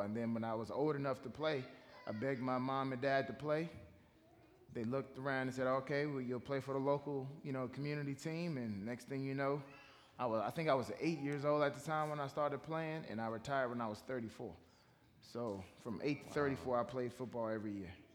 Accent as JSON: {"language": "English", "town": "Washington", "region": "District of Columbia", "country": "United States", "tie": "born or raised there", "said": "I grew up in Washington, D.C. Okay. Um, I grew up there uh, in the D.C. area, uh, right outside of Washington, D.C. I was born there"}